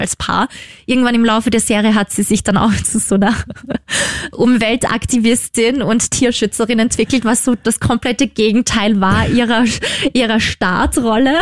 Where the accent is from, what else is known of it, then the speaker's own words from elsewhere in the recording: Upper Austria, Austria; Das ist ja gleich quasi in meiner Heimat